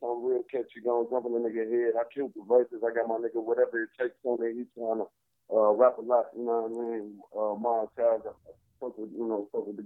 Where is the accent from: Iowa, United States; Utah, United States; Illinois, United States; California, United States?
Illinois, United States; Chicago; also born or lived in Atlanta; I rep Chicago, so I'm from Chicago